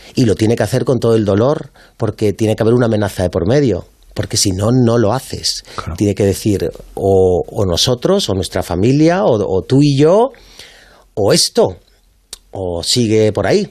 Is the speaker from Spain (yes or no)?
yes; Málaga, Andalusia, Spain; moved away as an adult; also born or lived in Madrid